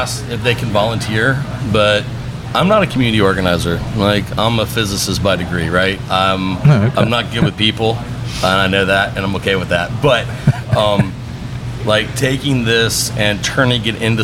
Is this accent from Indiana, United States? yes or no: no; Pensacola area, Florida, United States; Grew up here, went to UWF